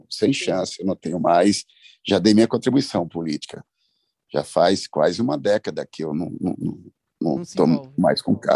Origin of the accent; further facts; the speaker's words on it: Itainópolis, Piauí, Brazil; now in São Bernardo do Campo, Brazil; Eu vou, eu sou piauiense, todos sabem, eu estive lá, ah, cheguei há oito dias atrás, fiquei 15 dias com meus pais, meus amigos, minha terra, na cidade de Itainópolis.